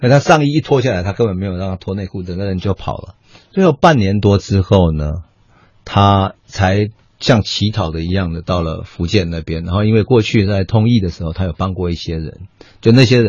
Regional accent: Taichung, Taiwan; 在我们家乡台中嘛

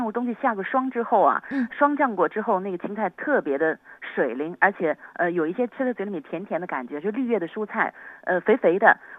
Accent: Yangzhou, Jiangsu, China; 它的意思就是阖家团圆，所以我们扬州人给它取了一道名字，叫做全家福。

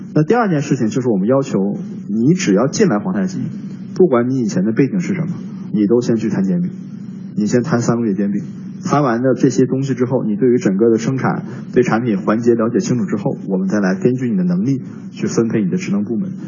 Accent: Northeast China, China; moved away; 我的老家是东北的一个，一个城市

